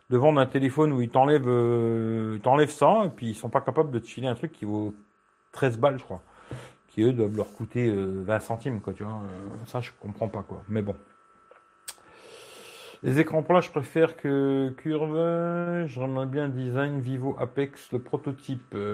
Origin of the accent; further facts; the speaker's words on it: Belgium; oui, oui, je suis belge.